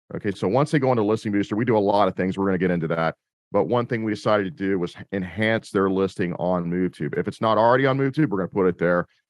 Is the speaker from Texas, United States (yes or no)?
yes; Austin, Texas, United States; moved away as an adult; now in Tampa Bay, United States; I'm originally from Austin, Texas, um, that's where I produced. I'm now in the Tampa Bay, Florida area